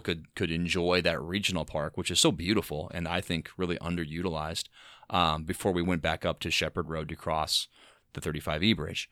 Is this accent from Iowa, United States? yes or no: yes; Davenport, Iowa, United States; now in Minnesota, United States; I grew up in Davenport